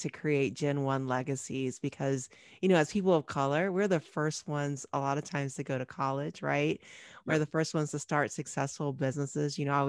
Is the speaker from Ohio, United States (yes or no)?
yes; Cincinnati, Ohio, United States; moved away as an adult; also born or lived in Chicago; I grew up in Ohio. I'm an Ohio girl, Southern Ohio girl, Cincinnati, Ohio.